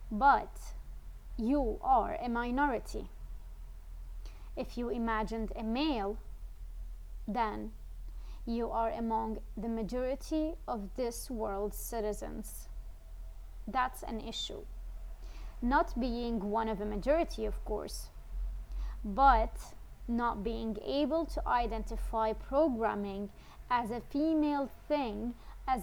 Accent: Syria; now in Netherlands; I was born and raised in Syria, but I currently live in the Netherlands

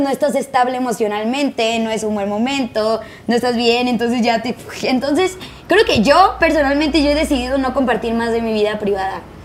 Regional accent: Tijuana, Baja California, Mexico; now in Mexico City, Mexico; Yo soy de Tijuana.

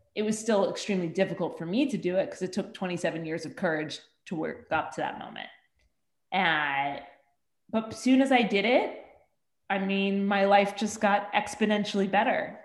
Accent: Bergen County, New Jersey, United States; I grew up 10 miles outside of New York City uh, in Bergen County, New Jersey

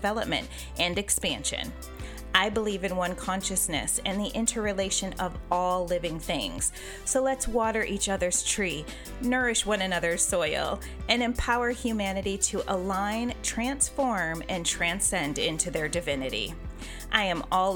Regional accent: Western New York, United States; moved away as an adult; now in Charlotte, United States; I grew up in a small, primarily Caucasian town about 20 minutes from the Canadian border

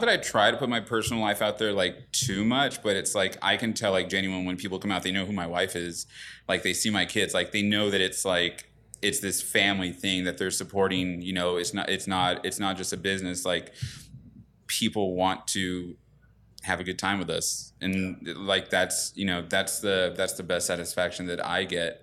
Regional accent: Ontario, California, United States; I grew up in Ontario

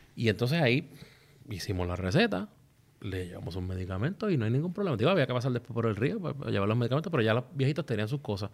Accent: Vieques, Puerto Rico; yo soy de allí de Vieques

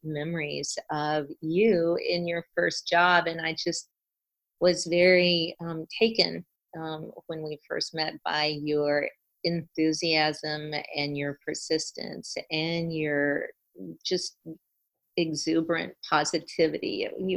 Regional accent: South Carolina, United States; moved away as an adult; also born or lived in California; I grew up and spent my first two decades in South Carolina, growing up and then undergraduate

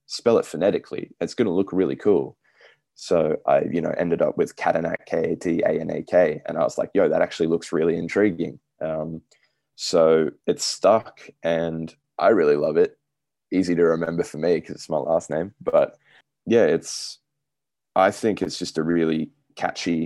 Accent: Australia; I'm Australian.

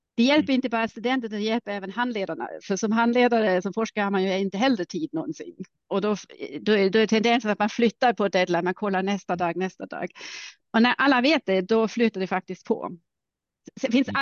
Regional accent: Germany; accent: German; Swedish is a second language; moved away as an adult; also born or lived in Karlsruhe / Uppsala; now in Stockholm, Sweden; Alltså jag är ursprungligen tysk. Jag har inte så stark mm. tysk accent för min mor är finlandssvensk

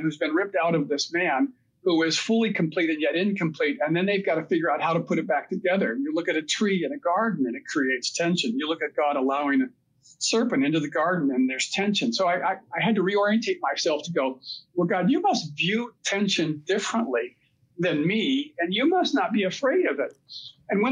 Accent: United States; I was a typical American

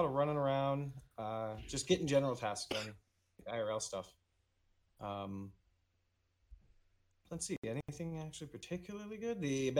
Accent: Florida, United States; I'm from Florida. So I was in Florida for a couple years.

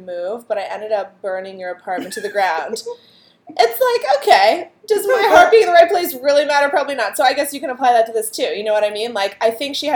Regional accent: Clarion, Pennsylvania, United States; Clarion, Pennsylvania, shout out to my hometown

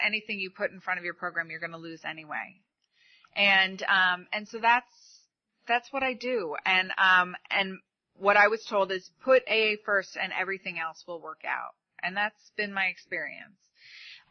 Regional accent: New York, United States; moved away; I'm from New York.

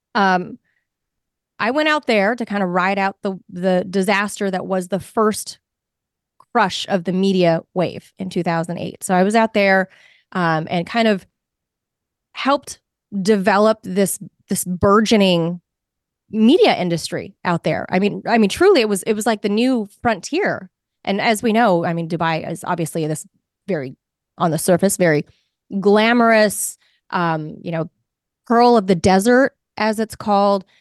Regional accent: Los Angeles, California, United States; being born and raised in Los Angeles

